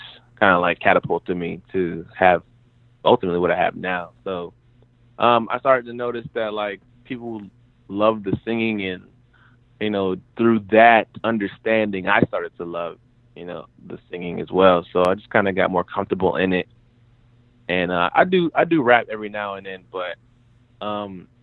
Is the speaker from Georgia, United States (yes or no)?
yes; Warner Robins, Georgia, United States; also born or lived in North Dakota; it started in a place called Warner Robins, Georgia, which is like a military town